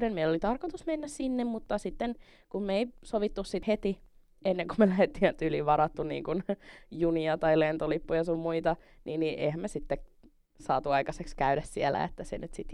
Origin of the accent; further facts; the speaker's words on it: Helsinki, Uusimaa, Finland; mä oon Helsingistä.